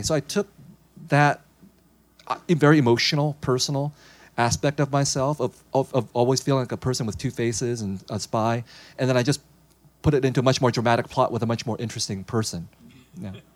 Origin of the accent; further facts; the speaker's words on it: San Jose, California, United States; when I was growing up in San Jose, I was growing up in a very Vietnamese household, very Vietnamese refugee community.